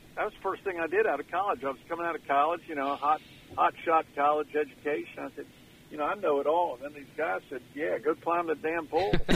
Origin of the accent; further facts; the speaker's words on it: Jamestown, North Carolina, United States; I grew up in Jamestown, North Carolina, and I had a great life.